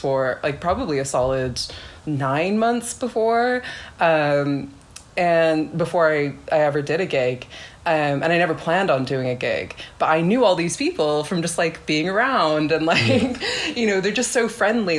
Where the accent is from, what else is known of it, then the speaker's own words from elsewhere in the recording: California, United States; moved away as an adult; now in Manchester, United Kingdom; I'm from California